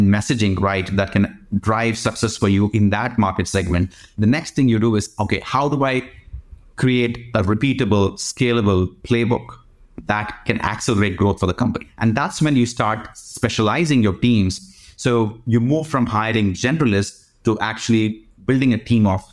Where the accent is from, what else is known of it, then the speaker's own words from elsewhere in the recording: India; I grew up in India.